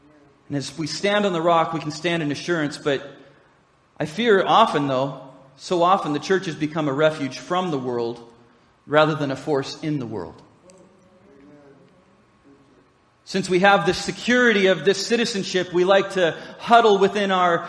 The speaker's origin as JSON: {"language": "English", "country": "United States", "said": "being an American citizen, while I'm proud to be so"}